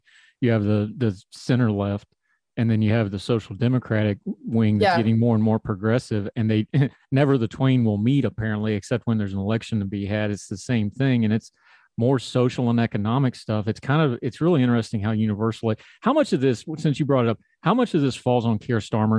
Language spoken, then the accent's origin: English; United States; I'm an American